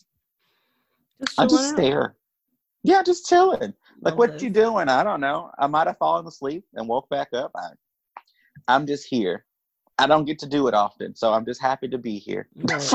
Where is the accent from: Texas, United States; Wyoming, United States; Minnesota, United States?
Texas, United States; Duncanville; I'm from Duncanville, Texas. Like, I don't know how else to explain Duncanville, Texas, suburb Dallas, Texas